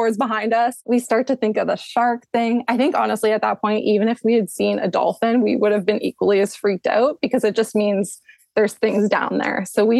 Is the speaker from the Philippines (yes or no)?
no; Canada; I am Canadian. Is it obvious?